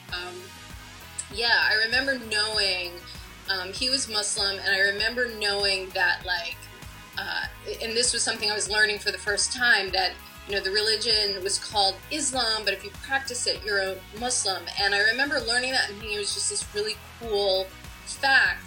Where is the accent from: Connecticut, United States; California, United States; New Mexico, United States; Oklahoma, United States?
Connecticut, United States; I grew up in Connecticut